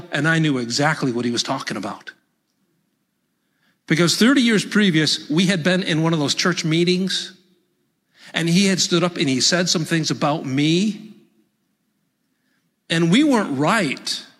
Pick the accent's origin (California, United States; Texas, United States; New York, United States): New York, United States; Hey, in my opinion, I'm from Central New York, and we just speak plain English there. I got no accent.